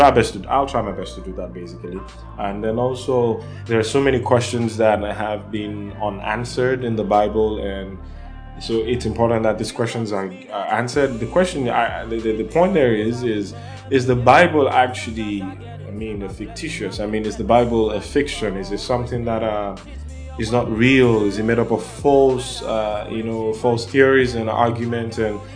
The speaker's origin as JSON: {"language": "English", "country": "Nigeria", "said": "And I'm from Nigeria and Africa"}